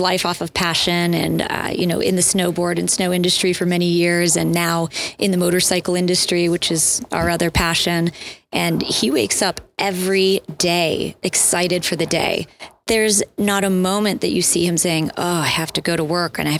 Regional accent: Erie, Pennsylvania, United States; moved away as an adult; also born or lived in Colorado; I grew up in Erie, McConnell's Mills, you know, some great climbs here in the area. And then I moved out to Colorado after college

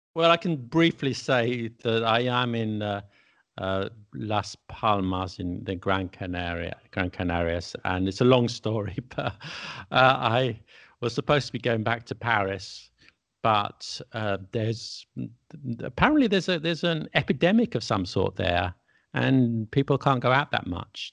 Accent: England, United Kingdom; I'm English, and all my friends in England, I'm English, I was born in England, my parents were

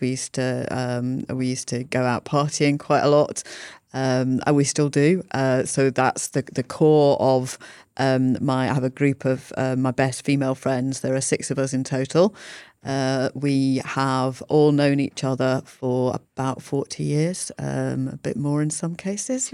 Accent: Yorkshire and the Humber, United Kingdom; moved away as an adult; also born or lived in London; I grew up in Yorkshire. I went to university in London

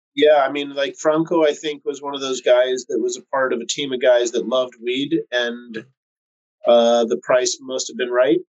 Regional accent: West Coast, United States; I'm from the West Coast

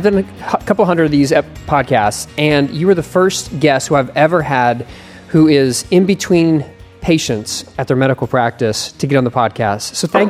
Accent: Philadelphia, Pennsylvania, United States; moved away; also born or lived in rural Southeast Ohio; I was born in Philadelphia, then I moved to rural Southeast Ohio.

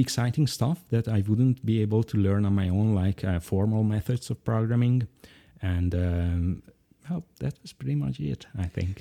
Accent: Budapest, Hungary; English is a second language; I've lived here in Budapest most of my life in Hungary

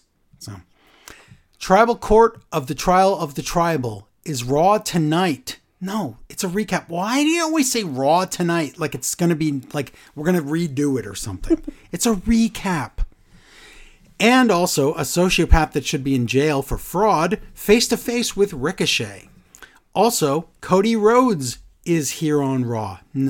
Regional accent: Canada; with Punk visiting my home country of Canada

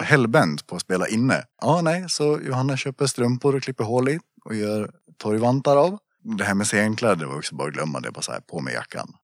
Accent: Gustafs, Dalarna County, Sweden; also born or lived in Borlänge; Jag är väl från, eh, från byn Gustafs

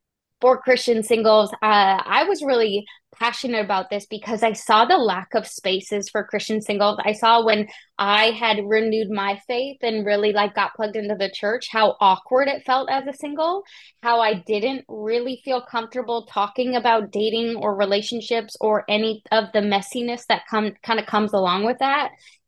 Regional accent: Canada; now in United States; I felt him call me to the US, and I'm from Canada

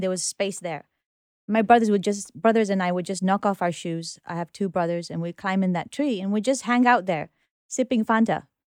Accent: Nairobi, Kenya; also born or lived in United Kingdom; now in New York, United States; I was born in Nairobi

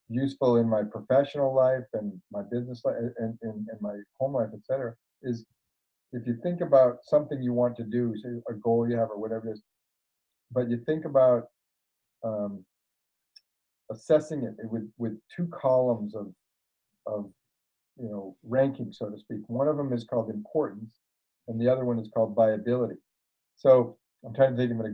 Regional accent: Maine, United States; I grew up in Maine

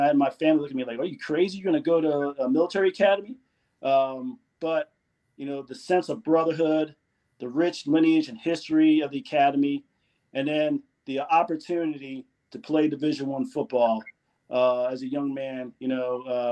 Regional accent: Philadelphia, Pennsylvania, United States; also born or lived in Jamaica; I grew up in the Philadelphia area, immigrant family that moved from Jamaica. And I actually was born in Jamaica, came here when I was 3 years old, grew up in the Philadelphia area

